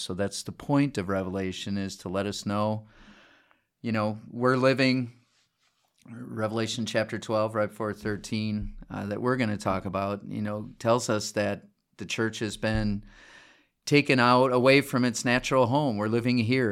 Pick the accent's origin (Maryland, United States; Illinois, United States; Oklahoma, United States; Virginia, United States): Illinois, United States; Chicago; moved away; also born or lived in Des Moines, Iowa; I'm from the Chicago area